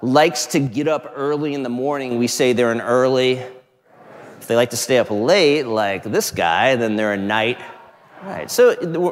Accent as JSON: {"language": "English", "area": "Outer Banks", "region": "North Carolina", "country": "United States", "tie": "born or raised there", "moved": "yes", "said": "we were just out east where I grew up in the Outer Banks"}